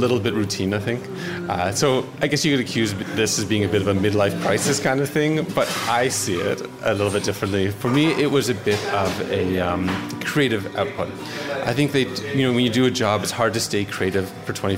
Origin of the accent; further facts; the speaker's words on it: Toronto, Ontario, Canada; I'm from Toronto, of course, myself